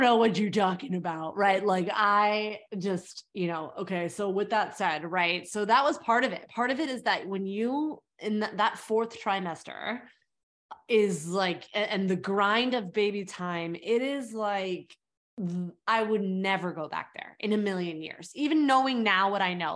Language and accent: English; California, United States; moved away as an adult; also born or lived in South Africa; now in New York, United States; I grew up in California